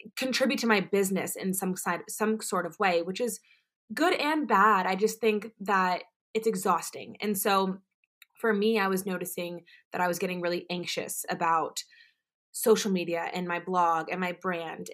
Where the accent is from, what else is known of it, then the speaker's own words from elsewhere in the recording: Orlando, Florida, United States; I am originally from Orlando, Florida